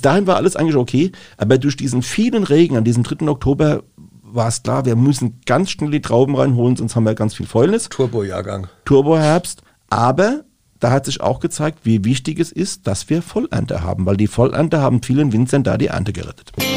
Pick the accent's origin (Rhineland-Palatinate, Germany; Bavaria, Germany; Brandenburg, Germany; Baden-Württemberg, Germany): Rhineland-Palatinate, Germany; Rhenish Hesse; bei uns in Rheinhessen